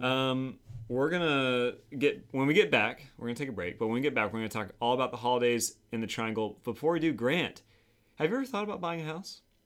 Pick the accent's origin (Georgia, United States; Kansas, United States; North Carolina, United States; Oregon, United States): North Carolina, United States; Winston-Salem; also born or lived in Southwest Virginia / Florida; now in Raleigh, United States; I grew up in Winston, Salem